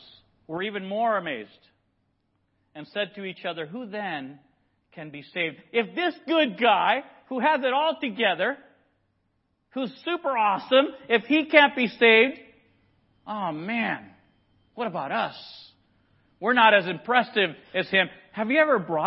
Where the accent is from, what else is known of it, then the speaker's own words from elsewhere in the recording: Nicaragua; moved away; I grew up in Nicaragua